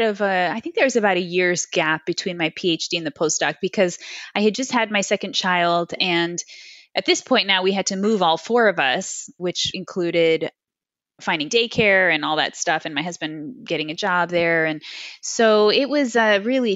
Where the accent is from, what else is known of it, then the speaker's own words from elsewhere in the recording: New Jersey, United States; moved away as an adult; also born or lived in New York / Cleveland, Ohio; I was born in New York and I grew up in, New Jersey